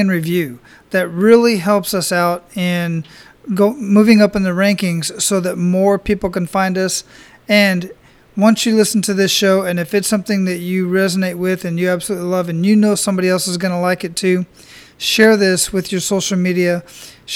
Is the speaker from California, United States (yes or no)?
no; Phoenix, Arizona, United States; now in Hawaii, United States; I grew up in Phoenix, Arizona